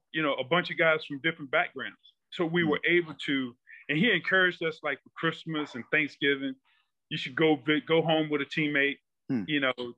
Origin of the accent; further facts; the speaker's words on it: southwestern Virginia, United States; moved away as an adult; I was from Virginia. But I was from the southern part of Virginia, southwestern part